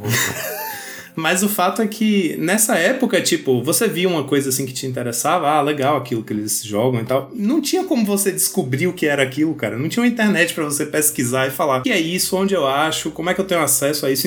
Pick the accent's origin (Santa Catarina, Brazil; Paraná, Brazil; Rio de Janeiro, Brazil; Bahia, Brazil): Bahia, Brazil; Vitória da Conquista; aqui em Vitória da Conquista, onde eu cresci